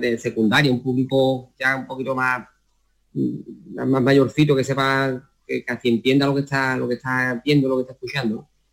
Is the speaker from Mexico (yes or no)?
no; Utrera, Andalusia, Spain; aquí en mi pueblo que el ayuntamiento de Utrera apoya mucho al flamenco